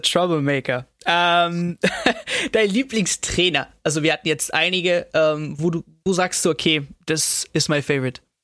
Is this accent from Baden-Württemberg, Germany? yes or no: yes; Stuttgart, Baden-Württemberg, Germany; ich komme auch aus dem Süden Stuttgart